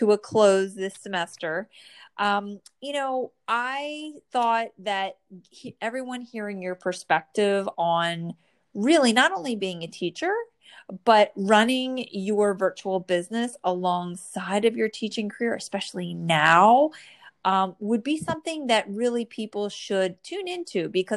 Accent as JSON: {"language": "English", "region": "New Jersey", "country": "United States", "tie": "born or raised there"}